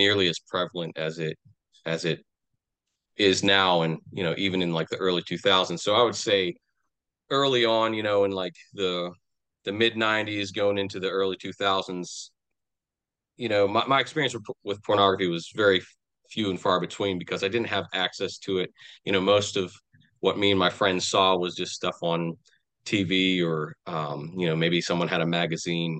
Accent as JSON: {"language": "English", "town": "Pittsburgh", "region": "Pennsylvania", "country": "United States", "tie": "born or raised there", "said": "I'm from southwestern Pennsylvania. You know, I grew up in the Pittsburgh area, and I've kind of been around this area all my life"}